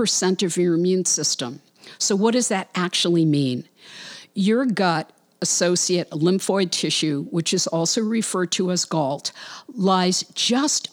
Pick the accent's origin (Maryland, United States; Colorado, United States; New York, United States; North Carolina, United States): New York, United States; New York City; moved away; Brooklyn, New York, yay, my hometown